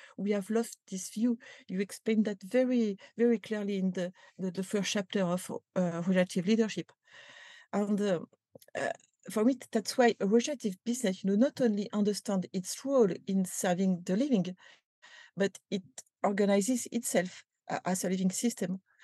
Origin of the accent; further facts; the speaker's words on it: France; accent: French; English is a second language; You can recognize that with my accent